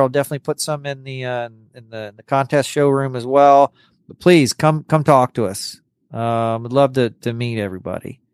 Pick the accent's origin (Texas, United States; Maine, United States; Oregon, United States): Texas, United States; Corpus Christi; also born or lived in New York City; I was born in New York City and then I moved to Corpus Christi, Texas, when I was like 11 days old.